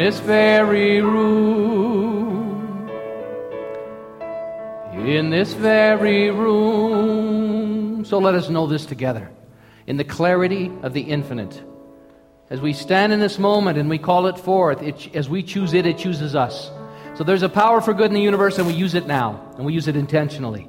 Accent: St. Paul, Minnesota, United States; moved away; I was born in Minnesota, St. Paul, Minnesota, Twin Cities, Minneapolis, St. Paul

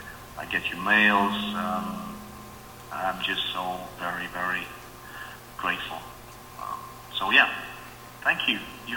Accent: England, United Kingdom; now in Norway; I'm calling from Norway. I'm English, of course

